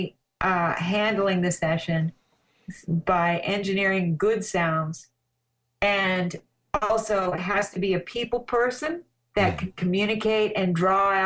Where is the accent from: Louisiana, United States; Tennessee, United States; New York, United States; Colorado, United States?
Colorado, United States; also born or lived in Los Angeles / Weed, California; now in Ashland, Oregon, United States; I grew up in Colorado, and I was kind of a mountain girl, and I had a horse when I was a kid